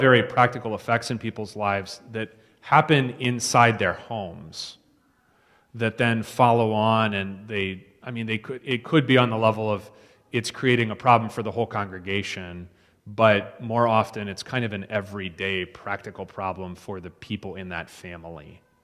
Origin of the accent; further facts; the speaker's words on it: East Coast, United States; moved away; I'm from the East Coast